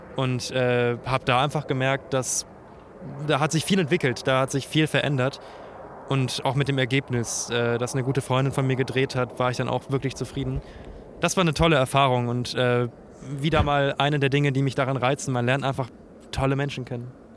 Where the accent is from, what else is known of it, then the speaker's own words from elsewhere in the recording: Bremen, Germany; moved away as an adult; now in Mainz, Germany; Ich komme ursprünglich aus Bremen. Ich bin Nordlicht